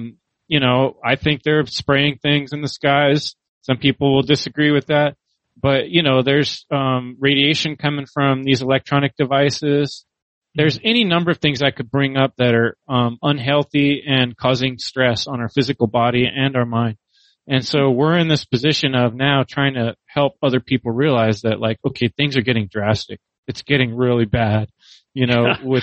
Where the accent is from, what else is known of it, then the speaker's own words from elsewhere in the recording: San Jose, California, United States; I grew up in San Jose